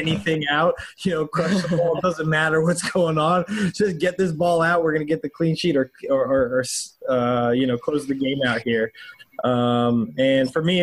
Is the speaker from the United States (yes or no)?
yes; United States; as an American